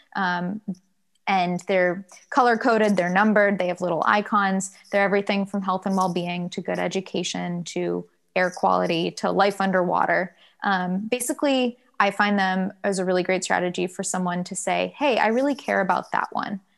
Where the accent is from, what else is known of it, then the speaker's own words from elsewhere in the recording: Durham, North Carolina, United States; also born or lived in Virginia; I grew up in Durham, North Carolina